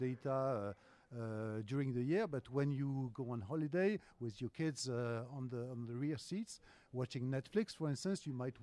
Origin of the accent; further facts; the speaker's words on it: France; accent: French; English is a second language; I am from France, yeah, as my accent says